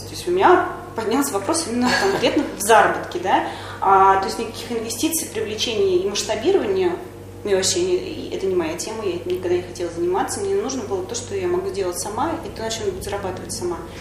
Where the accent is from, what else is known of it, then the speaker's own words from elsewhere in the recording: Kaluga Oblast, Russia; я сама из Калужской области, и родители у меня проживают там же